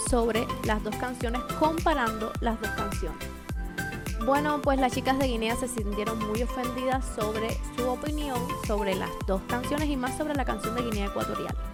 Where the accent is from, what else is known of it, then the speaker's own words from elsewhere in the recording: Cuba; moved away as an adult; now in Bradenton, United States; Pues como pueden ver yo soy cubana, la bandita está por aquí atrás, tengo 23 años y llevo muy poco aquí en Estados Unidos. Me encuentro localizada en el estado de la Florida, en Bradenton.